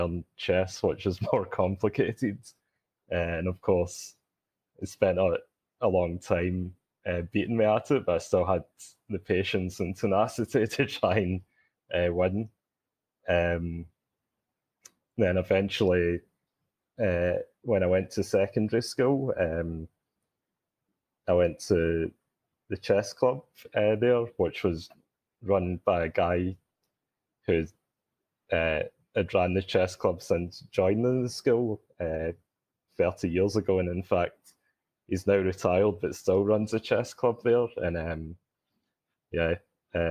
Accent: Glasgow, Scotland, United Kingdom; accent: Scottish; I'm calling in from Glasgow, Scotland, hence the accent.

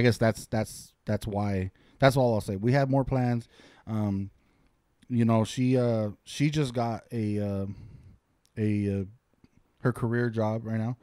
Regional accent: Santa Fe Springs, California, United States; also born or lived in Lancaster, California; now in Ontario, California, United States; born and raised in Santa Fe Springs, California.

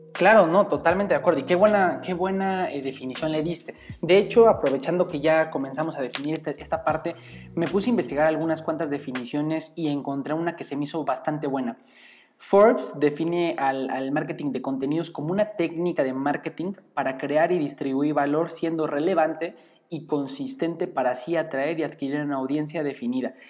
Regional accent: Mexico; como estudiantes, como mexicanos

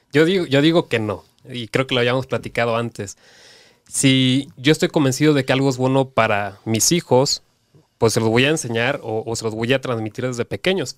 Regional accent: Cancún, Quintana Roo, Mexico; soy de Cancún

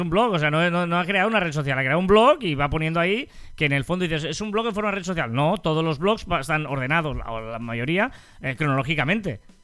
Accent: Matadepera, Catalonia, Spain; es de mi pueblo

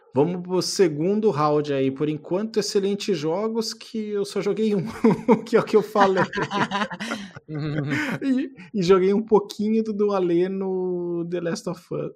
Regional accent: São Sebastião, Brazil; Na minha terra natal, em São Sebastião

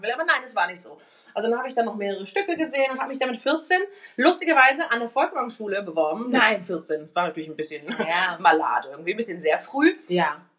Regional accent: Cologne, North Rhine-Westphalia, Germany; ich komme ja eigentlich aus Köln und, äh, also nicht eigentlich, sondern ich komme aus Köln.

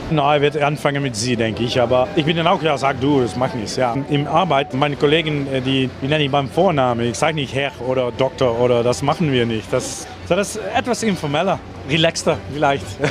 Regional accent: southern Netherlands, Netherlands; accent: soft G (Brabantish/Limburgish); German is a second language; ich komme aus dem Süden

